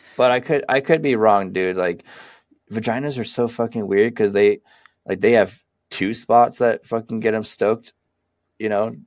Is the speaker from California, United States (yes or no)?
yes; Sacramento, California, United States; also born or lived in Seattle; now in Portland, United States; I grew up in Sacramento too. I spent most of my childhood in Sacramento